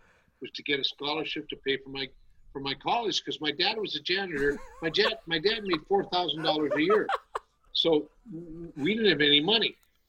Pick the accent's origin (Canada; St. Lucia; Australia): Canada; Calgary, Alberta; I grew up in Western Canada in Calgary, Alberta.